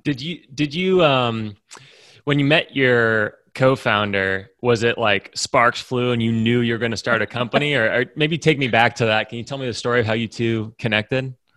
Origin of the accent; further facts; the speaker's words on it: West Lafayette, Indiana, United States; I grew up around that a lot 'cause I grew up in West Lafayette